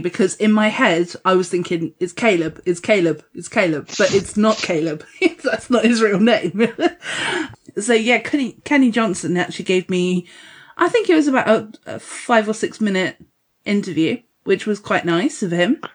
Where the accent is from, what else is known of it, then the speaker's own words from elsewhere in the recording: Dorset, South West England, United Kingdom; I'm from Dorset